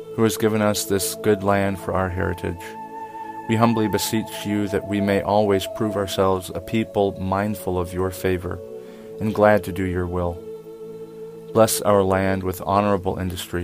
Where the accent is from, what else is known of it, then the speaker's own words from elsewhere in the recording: United States; as an American